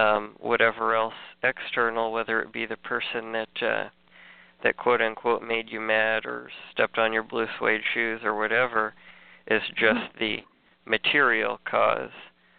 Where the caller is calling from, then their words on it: Missouri, United States; Jeffrey, just around the ridge and around down the bend from you in extreme southern Missouri.